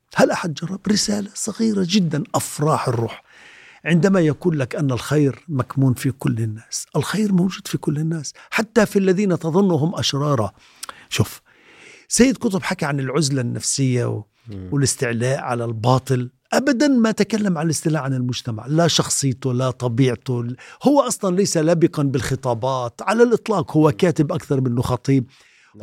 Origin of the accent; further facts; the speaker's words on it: Sebastia, West Bank, Palestine; انا درست في سباستيا انا من مواليد 61